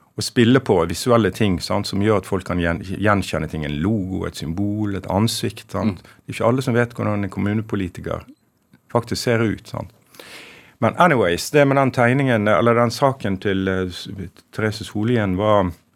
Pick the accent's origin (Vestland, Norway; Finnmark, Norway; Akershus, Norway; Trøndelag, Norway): Vestland, Norway; Sandane; moved away; also born or lived in Stavanger / Bergen; Jeg har jo født i Stavanger og vokst opp i, på Sandane i Nordfjord